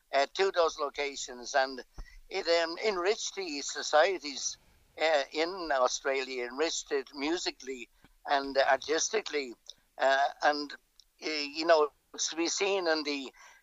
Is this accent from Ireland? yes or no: yes; Ireland; for me as an Irish entertainer and musician